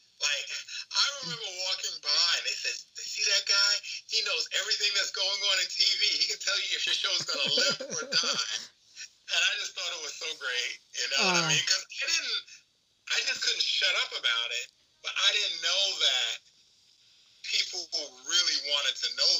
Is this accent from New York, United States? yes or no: yes; New York, United States; growing up in New York